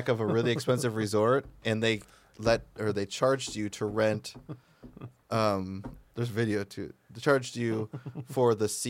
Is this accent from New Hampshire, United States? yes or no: no; Redford Township, Michigan, United States; I'm like, oh, I'm from Detroit. And he's like, yeah, but where are you from? And I was like, Redford Township.